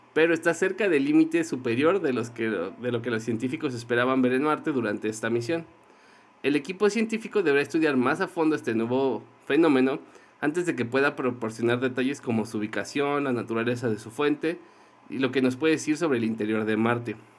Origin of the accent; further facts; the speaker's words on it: Mexico City, Mexico; los mexicanos, más, más los que venimos de la Ciudad de México